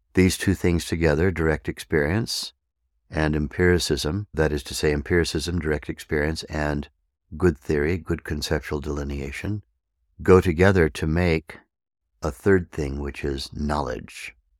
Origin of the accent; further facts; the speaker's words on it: Arizona, United States; here in my hometown in the mountains of Arizona